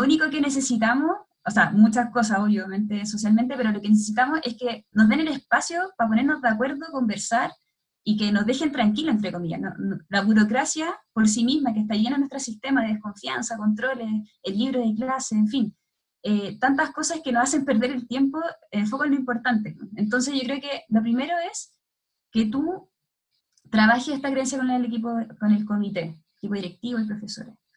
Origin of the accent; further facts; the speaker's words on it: Santiago, Santiago Metropolitan Region, Chile; also born or lived in Limache, Chile / Brazil; soy de Santiago